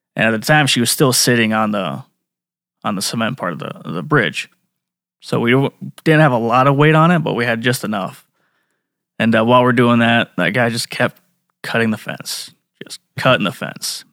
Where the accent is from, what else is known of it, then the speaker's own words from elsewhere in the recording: Flandreau, South Dakota, United States; I grew up in Flandreau